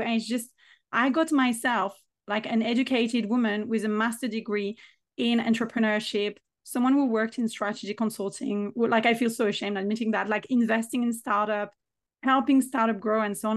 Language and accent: English; France; accent: French; English is a second language